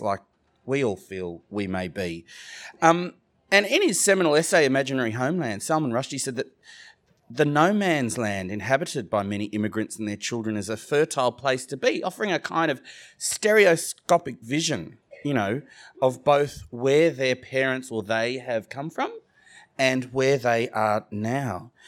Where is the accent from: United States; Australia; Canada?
Australia; Sydney, New South Wales; accent: Australian; I grew up in Australia